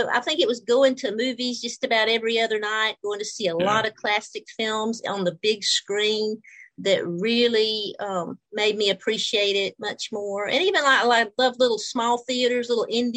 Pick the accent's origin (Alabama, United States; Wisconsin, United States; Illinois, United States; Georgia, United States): Georgia, United States; moved away as an adult; also born or lived in New Orleans, Louisiana / Palo Alto, California; I'm originally from Georgia in the United States